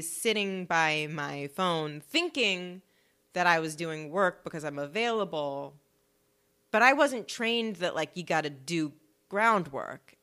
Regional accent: Los Angeles, California, United States; I'm from LA. So I grew up around the whole acting everything.

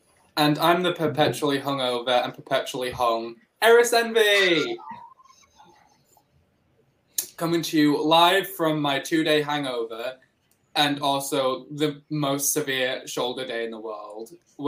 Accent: Leeds, Yorkshire and the Humber, United Kingdom; I'm from Leeds

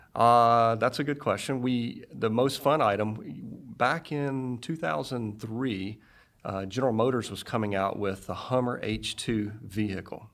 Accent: Greenville, Mississippi, United States; moved away as an adult; also born or lived in Frankfurt, Germany / Fayetteville, Arkansas; grew up in Mississippi

